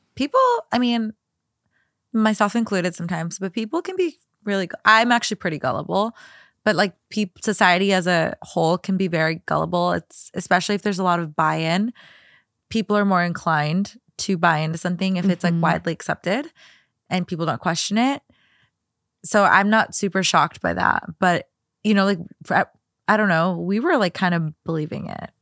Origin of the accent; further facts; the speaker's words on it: Minnesota, United States; moved away as an adult; now in Los Angeles, United States; one of the houses that I grew up in in Minnesota